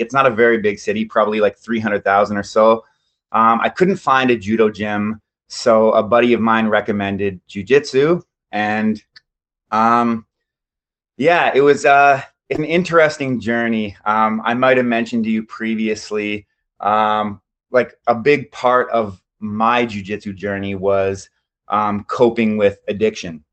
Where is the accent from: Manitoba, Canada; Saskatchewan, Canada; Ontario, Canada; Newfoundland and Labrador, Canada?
Ontario, Canada; London; also born or lived in South Korea; I'm from London, Ontario, Canada